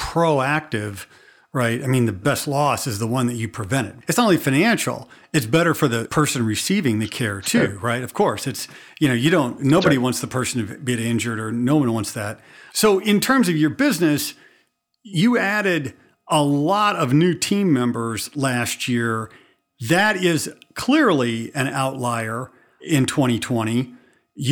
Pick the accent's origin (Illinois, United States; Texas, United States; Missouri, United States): Missouri, United States; I'm from Missouri